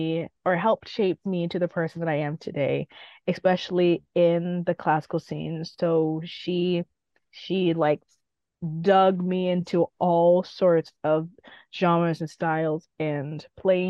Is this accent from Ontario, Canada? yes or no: yes; Guelph, Ontario, Canada; also born or lived in Huntsville, Ontario; the next town that I ended up growing up in, which is Guelph. So I was born in Huntsville and then moved to Guelph when I was like around close to 5, 6